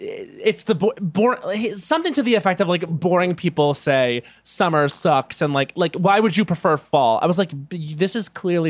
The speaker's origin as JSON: {"language": "English", "area": "South Shore, Long Island", "region": "New York", "country": "United States", "said": "I'm from the South Shore"}